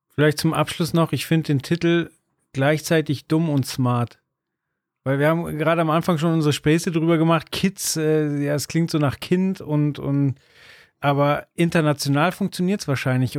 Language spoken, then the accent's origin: German; Munich, Bavaria, Germany; wir sind äh, aus München, da hört es dann aber auch auf, weder jung noch reich